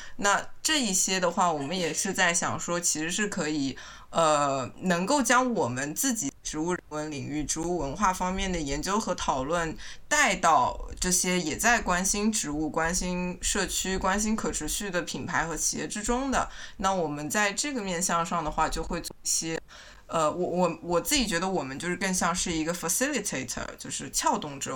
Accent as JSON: {"language": "Chinese", "region": "Shanghai", "country": "China", "said": "我是上海人"}